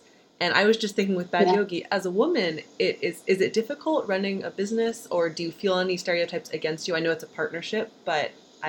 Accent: Virginia, United States; moved away; we're all American expats. So we find that it's different when you say, like, I'm from Virginia, or I'm from the States, or you just don't say.

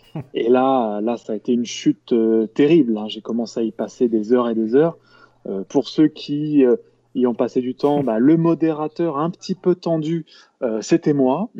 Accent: Lamballe, Brittany, France; also born or lived in Rennes; je suis né à Rennes, mais très honnêtement, j'y ai vécu très peu quand j'étais gamin. J'ai fait plutôt toute mon enfance sur la côte de Pintièvre, et donc bah, je représente presque fièrement Lamballe

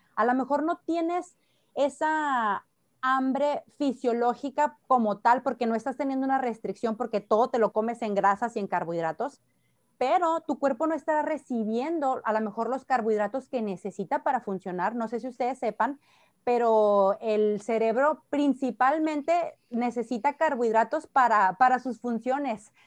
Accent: Sonora, Mexico; now in Tijuana, Mexico; Soy sonorense de nacimiento

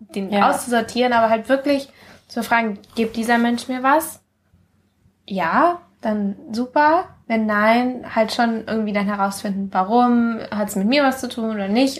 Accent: Mallorca, Balearic Islands, Spain; now in Germany; als ich von Mallorca nach, äh, also von Mallorca weggezogen bin, wo ich aufgewachsen bin, nach Deutschland

